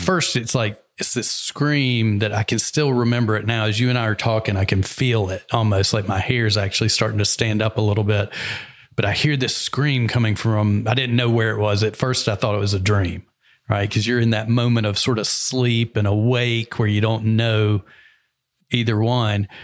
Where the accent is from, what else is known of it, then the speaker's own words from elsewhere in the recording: the South, United States; moved away; I'm from the South